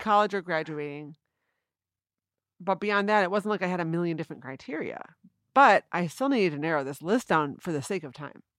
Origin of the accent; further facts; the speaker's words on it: East Grand Rapids, Michigan, United States; moved away as an adult; also born or lived in Boston; I'm from East Grand Rapids